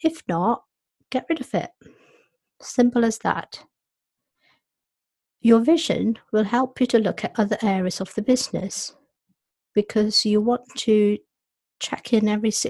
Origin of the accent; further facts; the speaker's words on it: Nairobi, Kenya; moved away; I was born in Nairobi, and my parents were born in India.